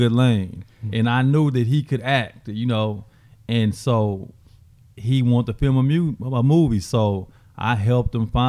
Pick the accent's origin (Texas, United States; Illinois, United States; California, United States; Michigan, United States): Texas, United States; Amarillo; growing up in Amarillo, Hastings, the headquarters was based at Amarillo.